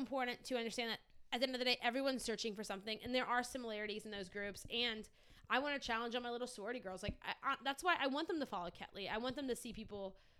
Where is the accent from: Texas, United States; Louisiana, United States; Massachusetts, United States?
Louisiana, United States; moved away; growing up in Louisiana